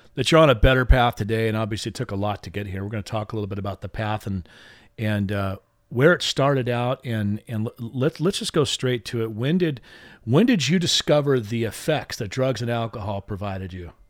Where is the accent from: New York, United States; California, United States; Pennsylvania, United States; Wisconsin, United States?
California, United States; Long Beach; my hometown. That would be Long Beach, California